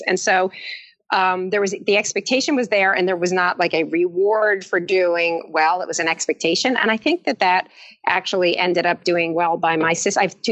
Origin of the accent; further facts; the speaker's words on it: East Brunswick, New Jersey, United States; I grew up in East Brunswick, and I played the viola.